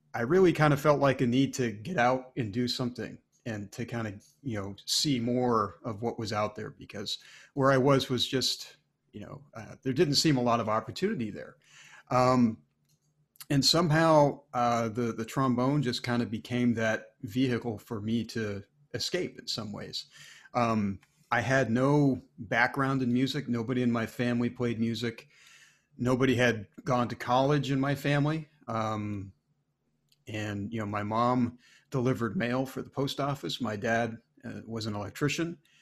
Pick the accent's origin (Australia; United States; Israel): United States; Maine; moved away; I grew up in Maine